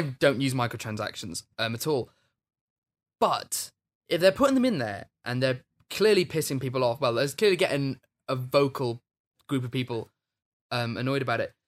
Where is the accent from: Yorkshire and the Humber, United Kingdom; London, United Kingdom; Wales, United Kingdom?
Wales, United Kingdom; When I was a kid, we had, like, dress up in traditional Welsh dress and stuff.